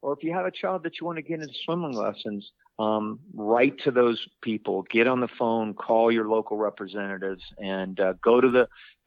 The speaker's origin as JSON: {"language": "English", "town": "Orlando", "region": "Florida", "country": "United States", "said": "I'm from Orlando, Florida."}